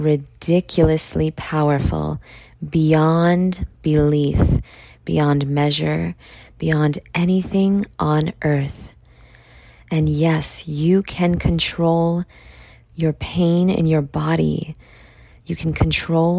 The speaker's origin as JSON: {"language": "English", "region": "New York", "country": "United States", "said": "I'm from New York"}